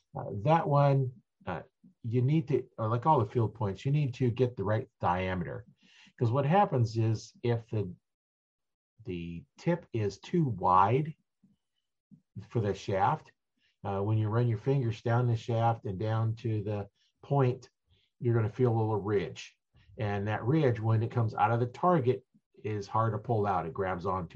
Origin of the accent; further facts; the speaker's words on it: Nebraska, United States; I'm from Nebraska